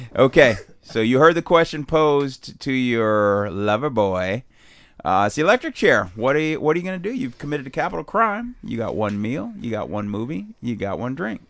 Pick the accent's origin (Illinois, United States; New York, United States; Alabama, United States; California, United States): Illinois, United States; Chicago; now in San Diego, United States; I was raised in Chicago, but my dad was from Boston